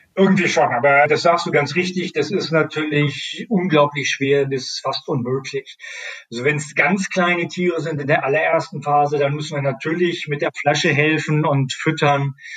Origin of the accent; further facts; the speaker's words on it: Northern Germany, Germany; ich komme aus Norddeutschland